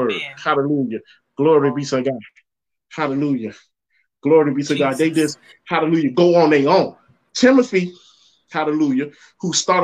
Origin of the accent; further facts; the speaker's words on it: Jamaica; When I grew up in Jamaica